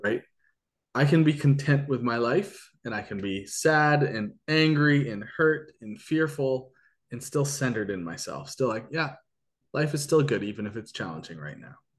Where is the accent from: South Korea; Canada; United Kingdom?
Canada; I'm Canadian